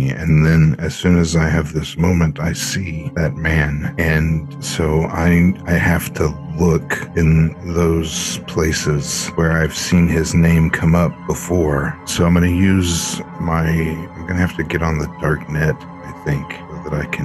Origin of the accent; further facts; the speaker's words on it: Jersey City, New Jersey, United States; I grew up in Jersey City.